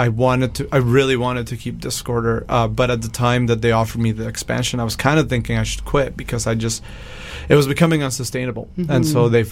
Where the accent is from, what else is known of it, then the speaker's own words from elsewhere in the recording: Mexico; moved away; I grew up in Mexico